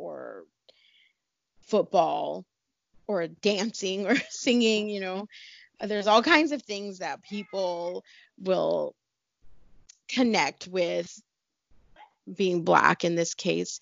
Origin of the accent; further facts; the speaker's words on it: California, United States; also born or lived in Hawaii; I'm from California